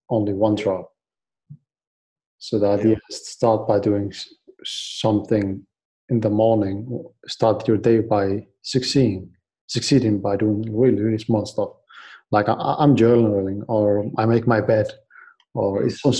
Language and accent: English; Baghdad, Baghdad Governorate, Iraq; English is a second language; moved away; So I came. I came from Iraq. Uh, we moved in 2003 uh, because mm. of the war, the the invasion of Iraq